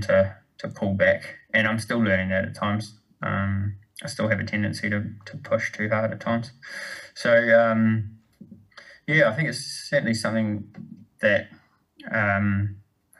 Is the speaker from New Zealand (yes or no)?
yes; New Zealand; moved away; also born or lived in United States; growing up in New Zealand